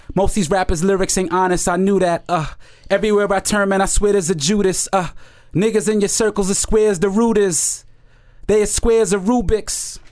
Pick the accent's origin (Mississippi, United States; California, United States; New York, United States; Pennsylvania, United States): New York, United States; I'm from the Heights, uh, and, you know, I speak a little Spanish, but, um, but I'm, but my family's from Jamaica